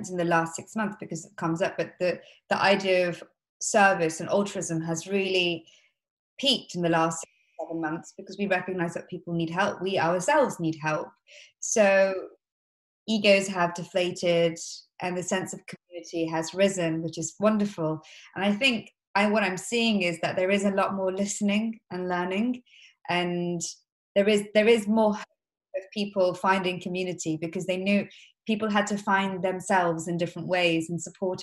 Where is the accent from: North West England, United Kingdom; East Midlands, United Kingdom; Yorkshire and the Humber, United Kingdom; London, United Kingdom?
East Midlands, United Kingdom; Leicester; I'm from Leicester